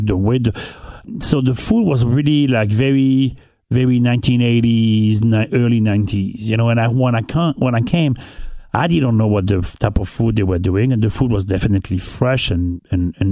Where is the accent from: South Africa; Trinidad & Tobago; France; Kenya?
France; northern France; English is a second language; moved away as an adult; also born or lived in New York City / Caribbean; now in Newport, United States; I grew up in North of France